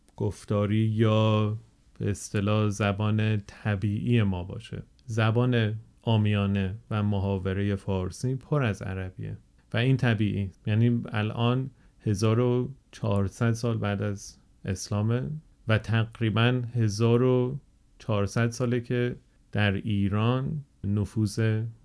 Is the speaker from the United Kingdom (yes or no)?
yes; England, United Kingdom; Persian is a second language; also born or lived in Germany; من بزرگ شده انگلستان هستم